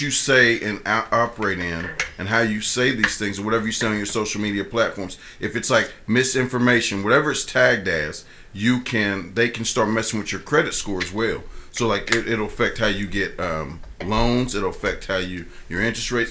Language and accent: English; Columbus, Ohio, United States; moved away; I'm from Columbus